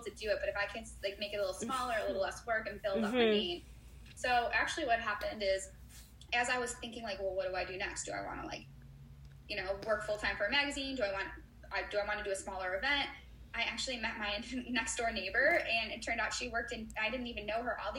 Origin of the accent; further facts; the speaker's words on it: Chicago, Illinois, United States; I'm from Chicago